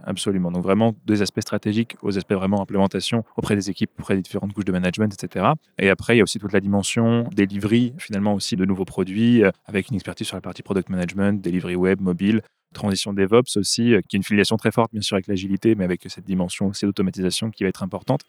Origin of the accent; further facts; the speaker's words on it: north-east France, France; moved away as an adult; also born or lived in Marseille; now in Belgium; À l'origine, je viens du, nord-est de la France.